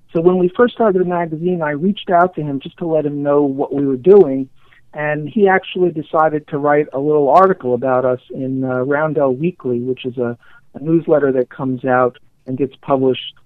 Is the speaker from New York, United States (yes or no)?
yes; New York City, New York, United States; born and raised in New York, New York, a child of the 60s and 70s